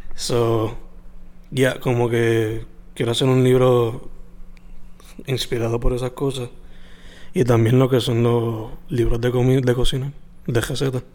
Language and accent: Spanish; Puerto Rico; siendo latino y puertorriqueño